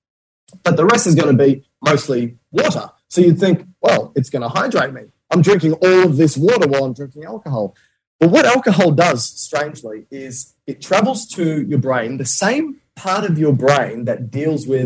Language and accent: English; Australia; I'm Australian